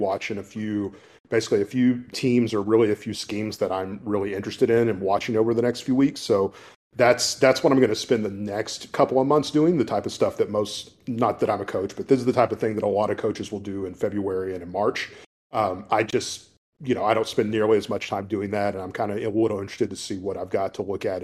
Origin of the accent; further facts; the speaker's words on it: Paris, Texas, United States; moved away; my hometown back in Paris and drove by the old football stadium that I used to play